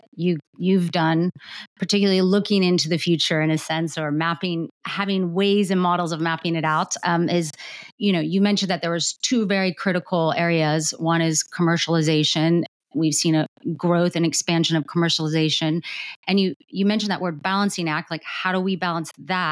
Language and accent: English; United States; I guess I can ask this as an American